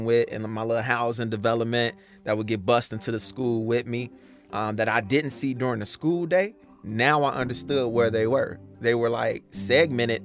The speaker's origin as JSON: {"language": "English", "town": "Chicago", "region": "Illinois", "country": "United States", "tie": "born or raised there", "also_born_or_lived": "Justice, Illinois", "said": "from the South Side, grew up on 79th near Ashland"}